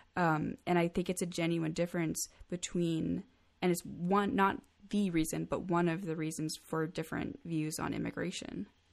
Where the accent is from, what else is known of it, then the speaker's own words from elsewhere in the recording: United States; I'm extremely lucky to be born here, to be born to a first world country